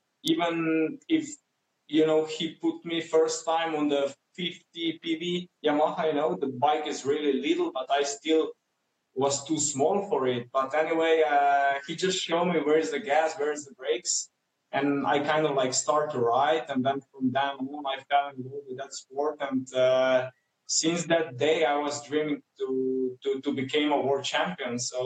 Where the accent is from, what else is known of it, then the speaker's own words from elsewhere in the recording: Slovenia; come from such a small country